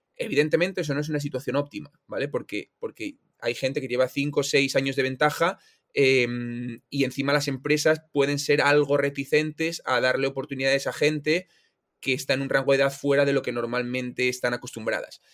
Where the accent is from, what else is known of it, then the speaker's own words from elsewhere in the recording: Oviedo, Asturias, Spain; soy un tío de Oviedo, estudié en la Universidad de Oviedo